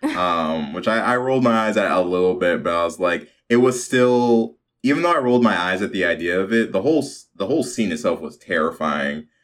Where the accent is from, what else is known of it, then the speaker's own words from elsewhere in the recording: Chicago, Illinois, United States; growing up in Chicago.